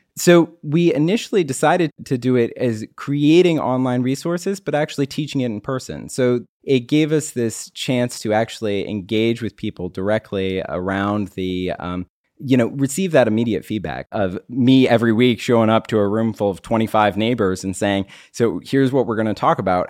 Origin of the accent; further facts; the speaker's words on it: Maryland, United States; also born or lived in Pittsburgh; I grew up here in Maryland, moved away to Pittsburgh, and then came back